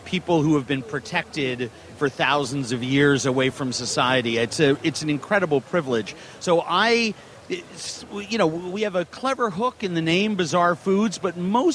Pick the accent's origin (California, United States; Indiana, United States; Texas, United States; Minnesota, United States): Minnesota, United States; Minneapolis; You'll be in my hometown